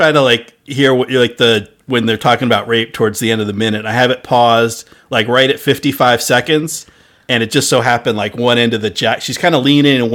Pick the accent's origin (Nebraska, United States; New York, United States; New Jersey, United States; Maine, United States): New Jersey, United States; now in Massachusetts, United States; I grew up in Jersey, but now I'm in Massachusetts